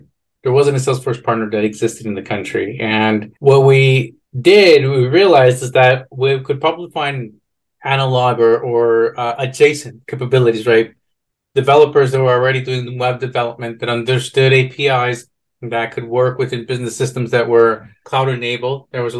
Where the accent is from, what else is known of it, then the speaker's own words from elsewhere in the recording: Guatemala; And I'm Guatemalan, and so I was born in Guatemala.